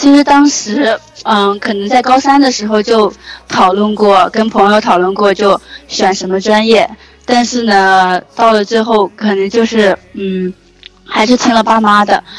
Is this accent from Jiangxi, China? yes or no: yes; Jiujiang, Jiangxi, China; also born or lived in Nanchang; 当时其实我是九江人，